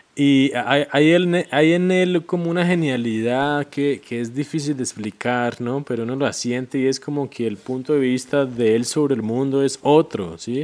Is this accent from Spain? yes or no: no; Colombia; como espectador colombiano